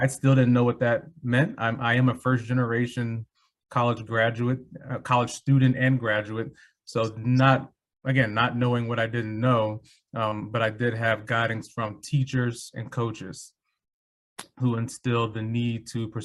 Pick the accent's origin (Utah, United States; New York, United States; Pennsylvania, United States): Pennsylvania, United States; Philadelphia; I grew up in North Philadelphia